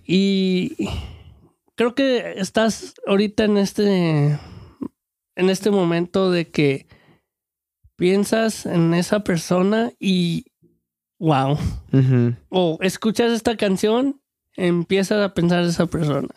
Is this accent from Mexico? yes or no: yes; Mexico; moved away; de chico en México